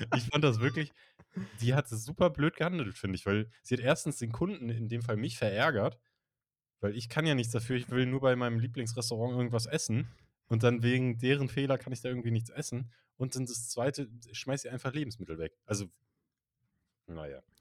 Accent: Northern Germany, Germany; ich komme ja aus Norddeutschland, da kennen wir Berge nicht so

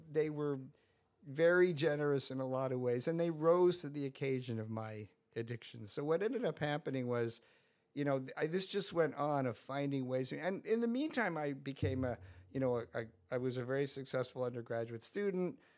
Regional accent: Scarsdale, New York, United States; I grew up in Scarsdale, New York

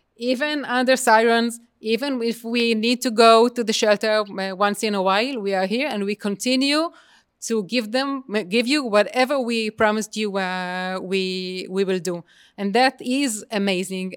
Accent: Israel

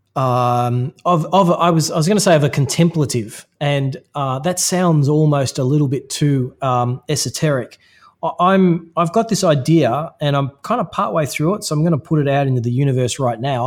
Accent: Australia; there's a certain way that I am through being Australian

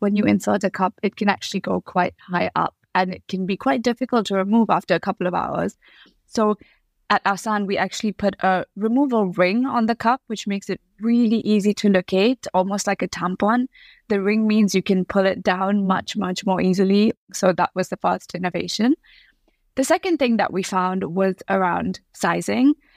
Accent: Bangalore, Karnataka, India; first language English; moved away as an adult; now in United Kingdom; I am originally from Bangalore in South India. I moved to the U K when I was eighteen

